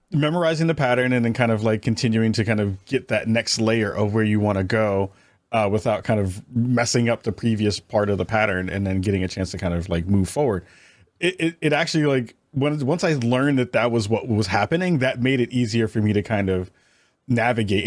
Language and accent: English; New York, United States; I'm from New York